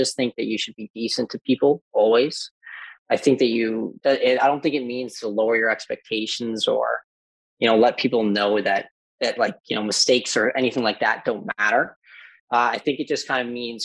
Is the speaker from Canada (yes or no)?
yes; Newfoundland and Labrador, Canada; I'm from Newfoundland, so we don't get out much, and we haven't gotten off the island